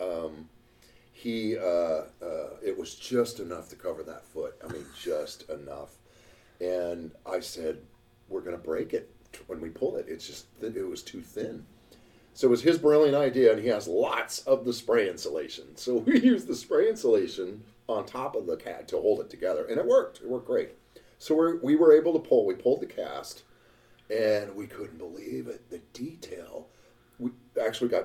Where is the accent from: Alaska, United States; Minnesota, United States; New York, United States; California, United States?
Alaska, United States; Juneau; Juneau, my hometown